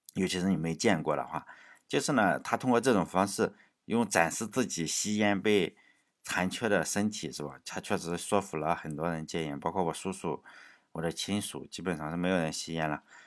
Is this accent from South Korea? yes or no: no; China; 我们中国人虽然很很喜欢文化哈